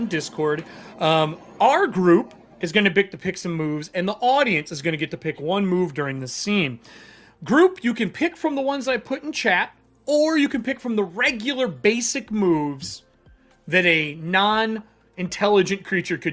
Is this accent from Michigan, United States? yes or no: yes; Michigan, United States; moved away; I'm from Michigan